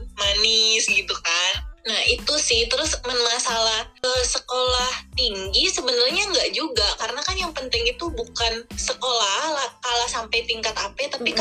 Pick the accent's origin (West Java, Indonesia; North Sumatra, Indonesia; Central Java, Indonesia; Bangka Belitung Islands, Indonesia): Bangka Belitung Islands, Indonesia; kita orang Bangka